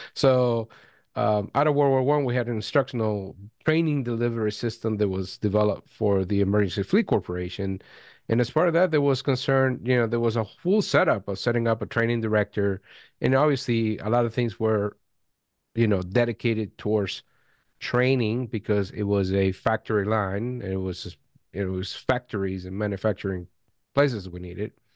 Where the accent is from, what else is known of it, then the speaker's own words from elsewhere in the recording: Venezuela; I was born in Venezuela